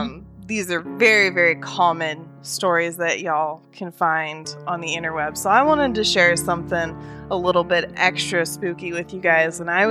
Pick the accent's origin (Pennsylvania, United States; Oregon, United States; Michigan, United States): Oregon, United States; now in Alabama, United States; And growing up in Oregon, Disneyland was just a hop and a skip over, but mm-hmm. I've never been to Disney World. But now that I live in Alabama